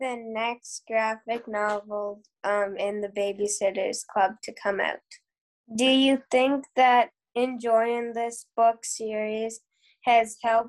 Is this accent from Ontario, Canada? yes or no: no; Prince Edward Island, Canada; I'm 12, and I'm in grade 7, and I'm from Prince Edward Island.